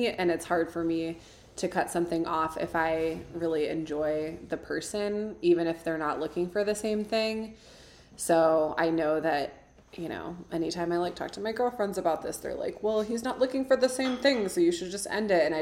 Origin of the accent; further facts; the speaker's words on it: Midwest, United States; now in Tucson, United States; just growing up in the Midwest I feel like I've been living with this pressure